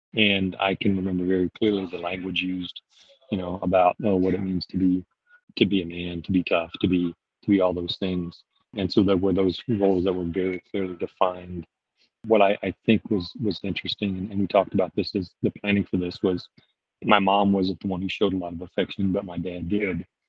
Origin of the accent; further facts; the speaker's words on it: Louisiana, United States; now in Fort Myers, United States; I grew up in Louisiana and I'm currently living in Fort Myers, Florida